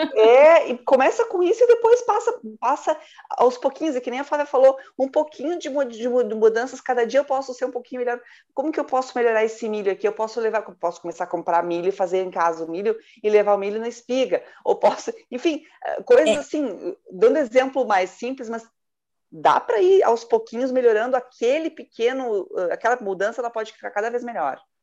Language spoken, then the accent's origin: Portuguese; Rio Grande do Sul, Brazil; Eu sou gaúcho